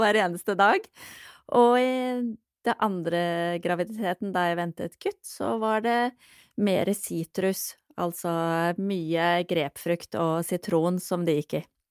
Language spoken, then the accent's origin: Norwegian; Norway; moved away as an adult; also born or lived in London; jeg vokste opp i Norge